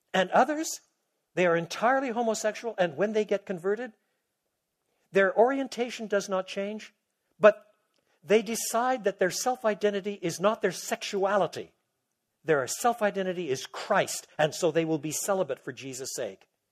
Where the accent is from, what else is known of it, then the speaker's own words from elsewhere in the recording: Quebec, Canada; moved away; also born or lived in Toronto; I was brought up in Quebec